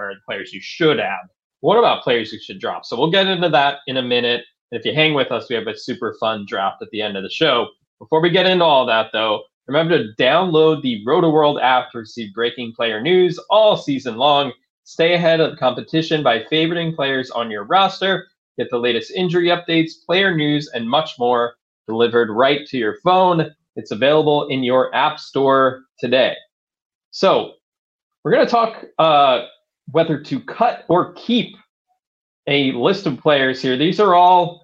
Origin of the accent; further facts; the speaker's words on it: United States; I grew up outside Washington, D.C.